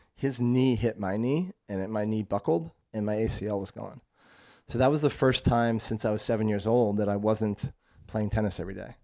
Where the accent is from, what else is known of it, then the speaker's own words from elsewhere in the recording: Vermont, United States; moved away as an adult; also born or lived in North Carolina / San Francisco / Denver; so I'm from Vermont. Grew up in very, very rural, like, small town Vermont.